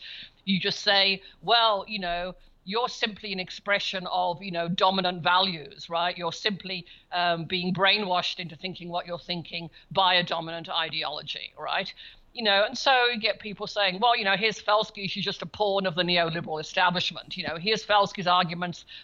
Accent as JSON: {"language": "English", "town": "Birmingham", "region": "West Midlands", "country": "United Kingdom", "tie": "born or raised there", "also_born_or_lived": "Cambridge, England / Melbourne, Australia / United States", "moved": "as an adult", "said": "I grew up in Birmingham in England."}